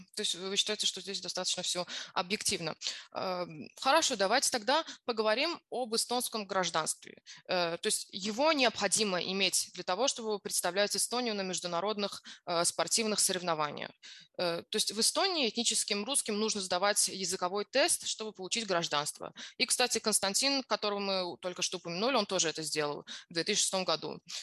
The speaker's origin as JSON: {"language": "Russian", "country": "Azerbaijan", "said": "я сама из Азербайджана"}